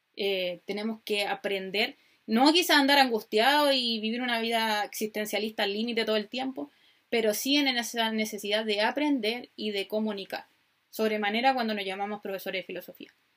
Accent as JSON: {"language": "Spanish", "country": "Chile", "accent": "Chilean", "said": "soy chilena, como pueden escuchar por mi maravilloso acento"}